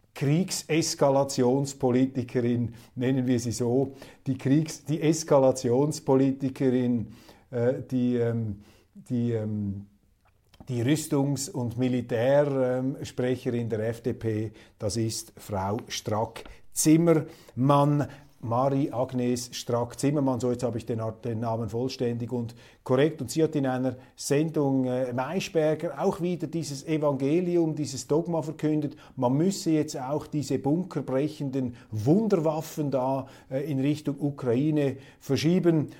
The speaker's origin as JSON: {"language": "German", "country": "Switzerland", "said": "als Schweizer"}